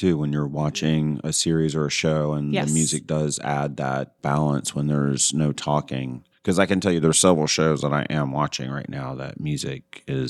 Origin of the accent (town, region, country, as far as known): Atlanta, Georgia, United States